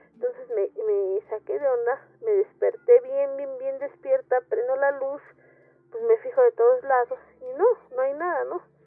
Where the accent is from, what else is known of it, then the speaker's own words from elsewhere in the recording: Mexico City, Mexico; soy de la Ciudad de México. Eh, para ser exactos, vivo en la alcaldía Gustavo Madero.